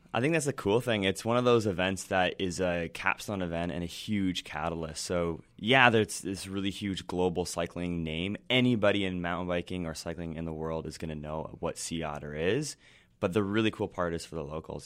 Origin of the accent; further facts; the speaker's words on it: Ontario, Canada; moved away; also born or lived in western Canada; I grew up in Ontario